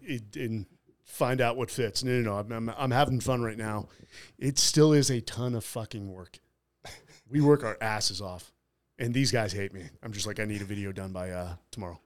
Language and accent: English; San Francisco, California, United States; I'm from San Fr, San Francisco